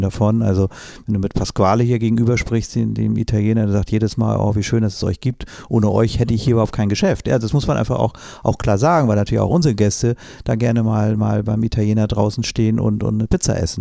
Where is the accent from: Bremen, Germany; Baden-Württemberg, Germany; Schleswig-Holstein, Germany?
Schleswig-Holstein, Germany; Flensburg; zurückgegangen nach Flensburg in meine, meine Heimatstadt, nein, nach Glücksburg genauer gesagt